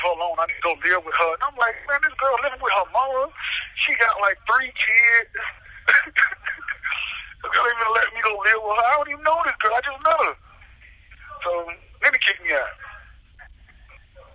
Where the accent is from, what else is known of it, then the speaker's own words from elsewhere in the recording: Miami, Florida, United States; I'm from Miami